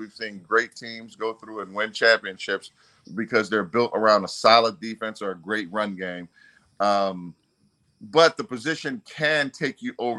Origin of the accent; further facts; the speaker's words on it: New Jersey, United States; moved away; I grew up in New Jersey